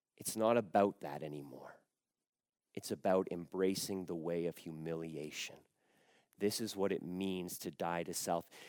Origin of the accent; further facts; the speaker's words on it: Canada; I was born in Canada, but I would say I am a Croatian Canadian